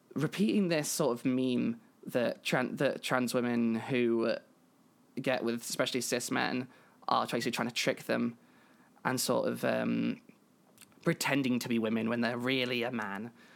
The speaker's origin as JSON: {"language": "English", "country": "United Kingdom", "said": "I am British"}